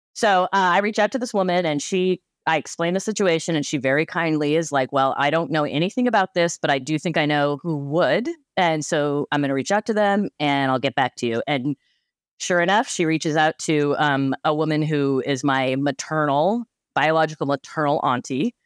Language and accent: English; Cheyenne, Wyoming, United States; moved away as an adult; now in Pacific Northwest, United States; I was born and raised in Cheyenne, Wyoming